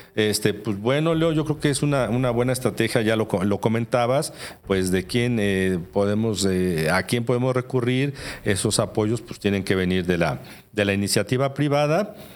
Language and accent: Spanish; Mexico; como mexicanos